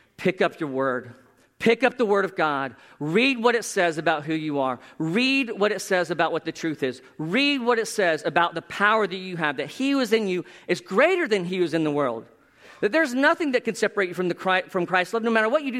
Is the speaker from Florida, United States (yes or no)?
yes; South Florida, United States; my hometown. That sounds like I'm from Narnia. Anyway, South Florida